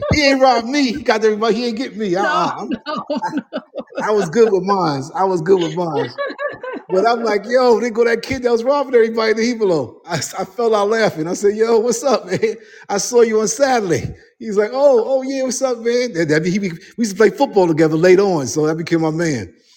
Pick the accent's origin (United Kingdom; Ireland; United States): United States; New York City, New York; I'm the guy from Harlem